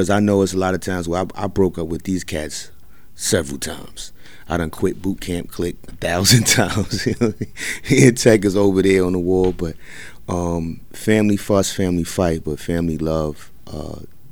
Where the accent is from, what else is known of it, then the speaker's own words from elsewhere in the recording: New York City, New York, United States; I'm from Ocean Hill, Brownsville. I grew up in Cephalo Projects and Brownsville Projects.